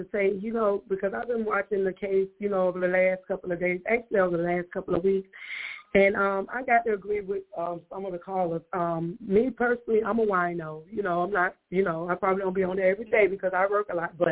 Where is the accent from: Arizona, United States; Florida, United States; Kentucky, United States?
Florida, United States; Miami; I'm from Miami myself.